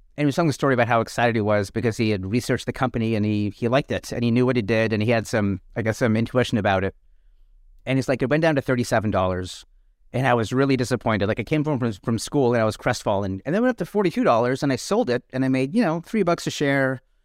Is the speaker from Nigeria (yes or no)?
no; Canada; now in United States; I grew up in Canada